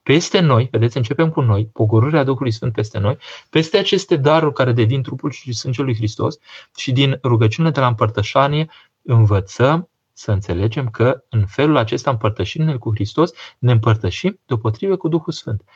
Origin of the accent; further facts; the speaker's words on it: Romania; Noi românii